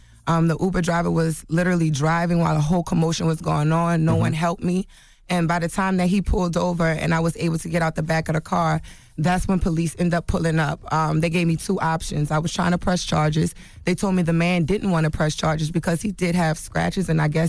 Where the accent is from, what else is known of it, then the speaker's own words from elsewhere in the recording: New Orleans, Louisiana, United States; moved away; I'm from, you know, I'm from New Orleans, been here 10 years. I don't have family here, you know.